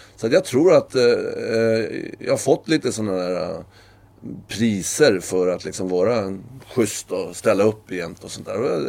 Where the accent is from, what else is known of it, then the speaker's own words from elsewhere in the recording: Sweden; moved away as an adult; also born or lived in Norway; jag är ju svensk